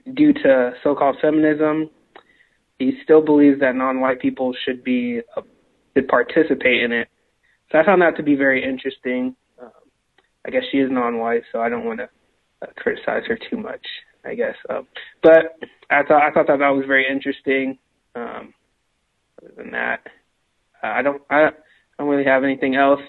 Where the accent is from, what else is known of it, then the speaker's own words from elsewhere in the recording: California, United States; moved away; also born or lived in Seattle; I'm originally from California